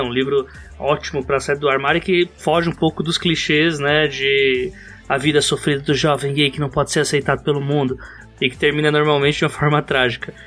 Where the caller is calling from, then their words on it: São Paulo, Brazil; Eu falo do local mais importante de São Paulo, que é o bairro de Itaquera, Zona Leste